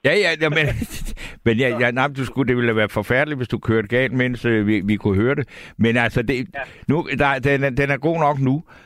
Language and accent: Danish; Svendborg, Southern Denmark, Denmark; also born or lived in Bornholm / Aarhus; now in Copenhagen, Denmark; jeg kommer fra Svendborg, og jeg har boet på Bornholm